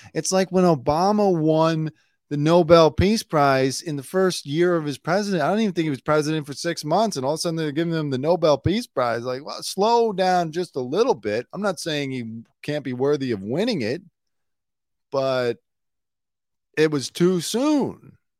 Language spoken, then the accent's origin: English; United States; I'm American